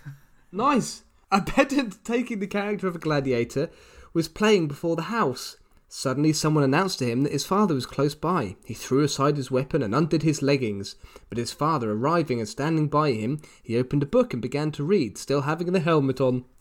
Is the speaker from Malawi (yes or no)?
no; United Kingdom; my hometown in the UK